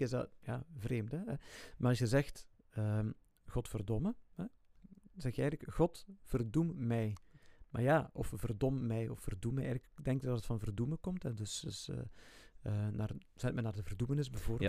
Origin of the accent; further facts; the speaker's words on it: Ghent, Flanders, Belgium; moved away as an adult; also born or lived in Zwijnaarde / Hechtel / Heverlee; ik ben eh, geboren in Gent. Ik ben opgegroeid in Baarle. Baarle bij Drongen. Drongen is een ja, deelgemeente van Gent.